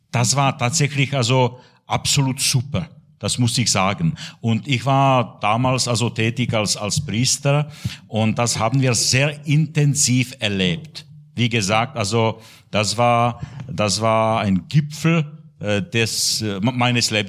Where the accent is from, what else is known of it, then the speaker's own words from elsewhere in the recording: České Budějovice, South Bohemian Region, Czechia; born there; ich bin geboren in Budweis in Südböhmen an der österreichischen Grenze. Und ich habe in der Budweiser Diözese, und zwar in der Stadt Tabor, als Kaplan gearbeitet damals.